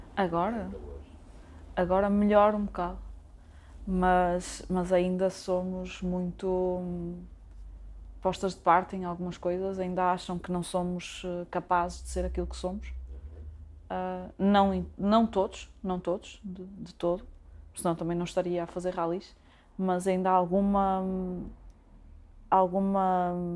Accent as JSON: {"language": "Portuguese", "town": "Braga", "region": "Norte", "country": "Portugal", "tie": "born or raised there", "moved": "as an adult", "lives_now": "Vila do Conde, Portugal", "said": "Sou natural de Braga, apesar de neste momento estar a viver em Vila do Conde"}